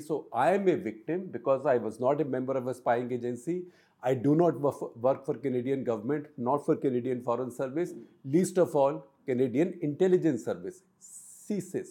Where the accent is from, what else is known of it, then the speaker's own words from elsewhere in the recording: India; I am from India